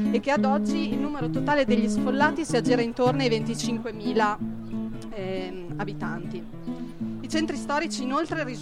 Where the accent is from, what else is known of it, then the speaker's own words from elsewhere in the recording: Carpi, Emilia-Romagna, Italy; now in Trento, Italy; Siamo due studentesse appunto di ingegneria di Trento, veniamo però da Carpi in provincia di Modena, una ridente cittadina emiliana di 70.000 abitanti.